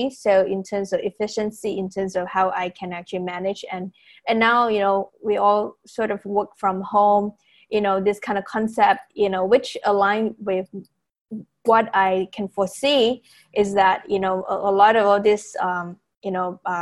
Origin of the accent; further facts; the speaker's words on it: Penang, Malaysia; moved away as an adult; also born or lived in United States; I'm actually from Penang, Malaysia